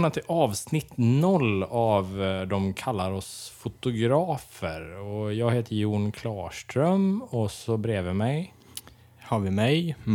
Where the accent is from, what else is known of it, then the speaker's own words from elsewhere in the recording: Dalsland, Västra Götaland, Sweden; now in Gothenburg, Sweden; Jag är 24 år. Jag kommer ifrån Dalsland ursprungligen. Från landet, som du brukar säga.